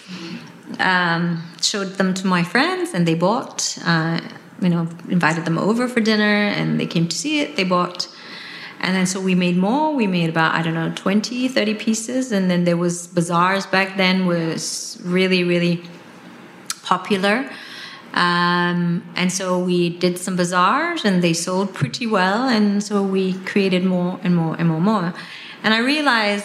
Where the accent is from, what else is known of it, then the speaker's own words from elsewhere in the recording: West Java, Indonesia; moved away; I'm Indonesian, I grew up in West Java